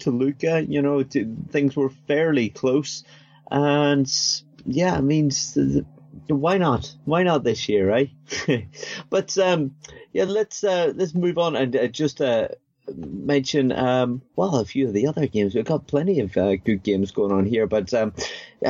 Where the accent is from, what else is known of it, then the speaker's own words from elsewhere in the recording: Northern Ireland, United Kingdom; I'm from Northern Ireland.